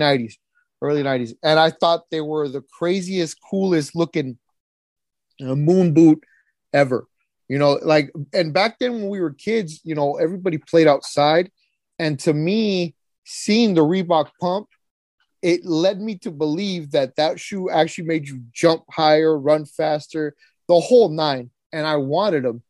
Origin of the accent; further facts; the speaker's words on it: Fresno, California, United States; also born or lived in Mexico; I came over here, I landed in Fresno, California when I was 7 years old